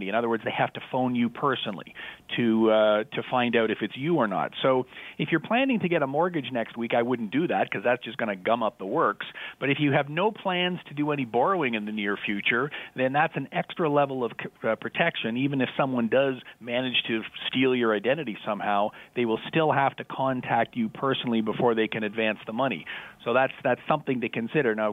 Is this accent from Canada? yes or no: yes; Canada; Even though I'm Canadian